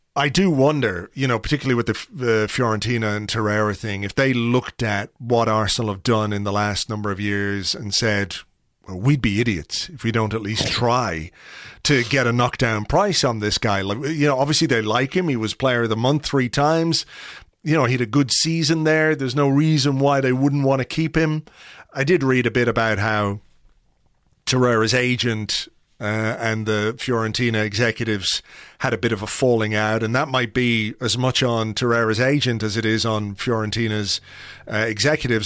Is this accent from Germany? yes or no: no; Ireland; as an Irishman